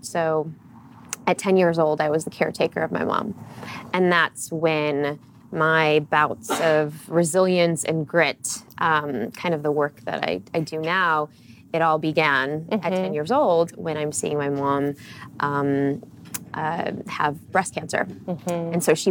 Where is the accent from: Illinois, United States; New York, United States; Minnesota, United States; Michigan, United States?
Illinois, United States; Chicago; born and raised in Chicago